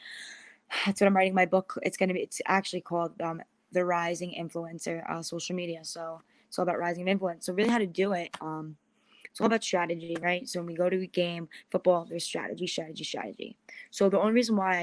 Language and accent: English; Long Island, New York, United States; I'm from New York, Long Island